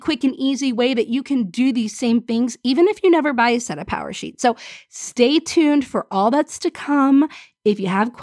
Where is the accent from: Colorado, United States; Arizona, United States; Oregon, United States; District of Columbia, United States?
District of Columbia, United States; Washington; also born or lived in Pensacola; I was born in Pensacola, and then I grew up in Washington, D.C.